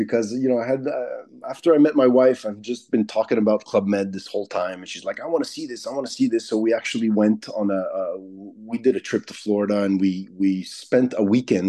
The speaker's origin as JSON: {"language": "English", "country": "Canada", "said": "If it's gonna be too hard to do in the States as a Canadian, might as well just keep it in Canada and go to the Canadian Hollywood, basically."}